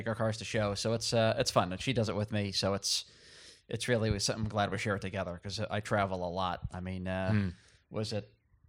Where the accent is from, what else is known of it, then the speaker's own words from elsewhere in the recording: Connecticut, United States; tell them I'm from Connecticut, born and raised in Connecticut.